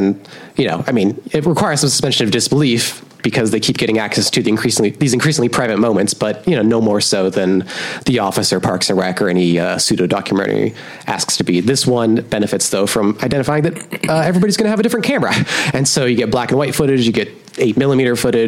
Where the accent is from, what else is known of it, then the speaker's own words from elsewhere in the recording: Portland, Oregon, United States; the outskirts of my hometown, Portland, Oregon